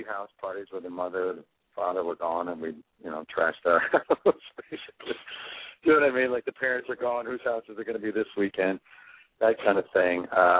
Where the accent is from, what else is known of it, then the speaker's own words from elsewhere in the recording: Michigan, United States; I did not grow in anything remotely like Los Angeles. It was a much, much smaller town. Thankfully, more community.